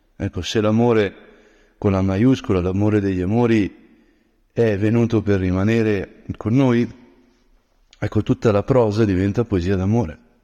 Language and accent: Italian; Brianza, Lombardy, Italy; da Brianzolo